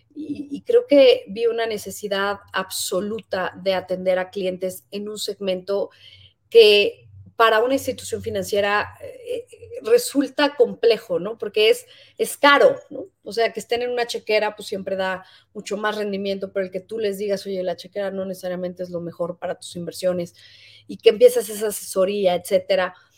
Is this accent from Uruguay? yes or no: no; Mexico; muchos como mexicanos